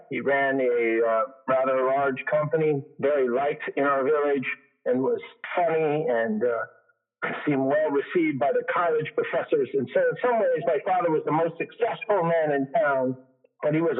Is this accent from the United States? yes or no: no; east of Montreal, Quebec, Canada; I was born in Montreal, Quebec, Canada.